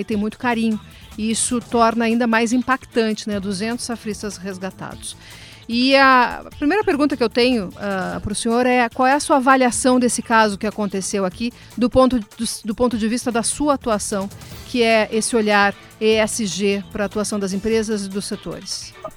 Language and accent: Portuguese; Rio Grande do Sul, Brazil; eu me coloco como gaúcha